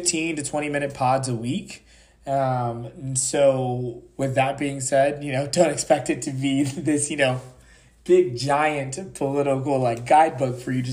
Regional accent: a small town in North Carolina, United States; now in Washington, DC, United States; I'm from a small town in North Carolina, so I'm from the South

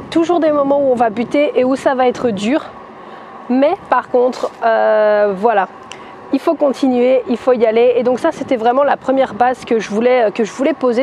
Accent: France; je suis française, je suis plus à l'aise en anglais

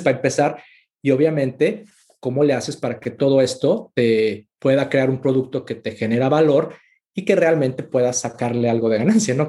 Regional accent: Mexico; moved away as an adult; also born or lived in Mexico City / Monterrey / Austin, Texas; Yo soy mexicano

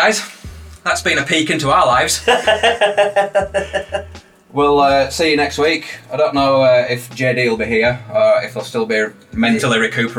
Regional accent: Bradford, Yorkshire and the Humber, United Kingdom; where are you from? I'm like, Bradford.

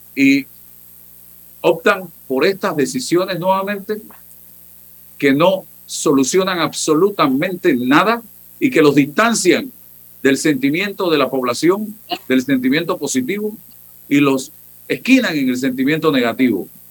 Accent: Panama; Eso es lo que queremos los panameños

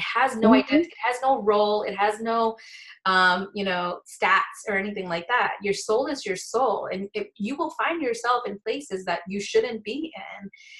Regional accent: India; me being an Indian prude, like, you don't do that, you know what I mean?

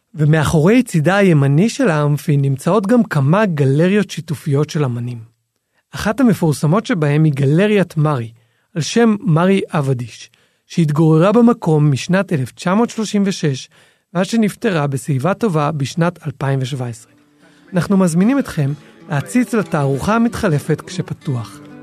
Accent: Jerusalem, Jerusalem District, Israel; אנחנו זוג ירושלמי

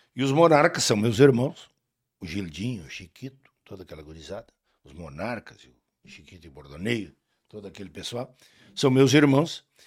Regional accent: Rio Grande do Sul, Brazil; nós na região da fronteira

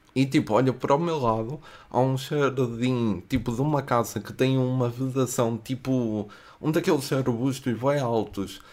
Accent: Coimbra, Centro, Portugal; eu venho de Coimbra

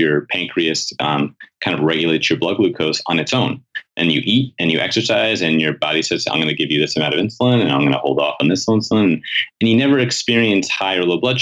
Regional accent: New York City, New York, United States; I grew up in New York City

